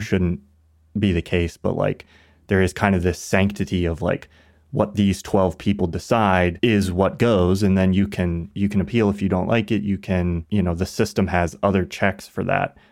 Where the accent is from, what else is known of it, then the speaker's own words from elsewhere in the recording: United States; growing up in America